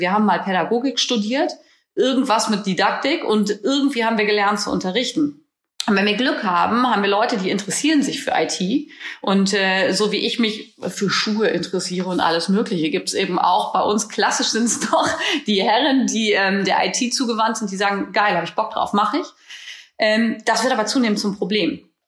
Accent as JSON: {"language": "German", "region": "Northern Germany", "country": "Germany", "said": "bei uns in Norddeutschland"}